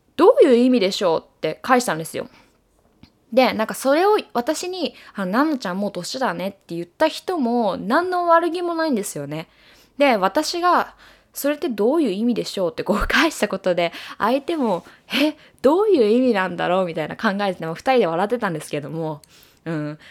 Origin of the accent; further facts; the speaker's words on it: Japan; moved away as an adult; now in United States; 自分の生まれ育った国を出て視野を広げた時に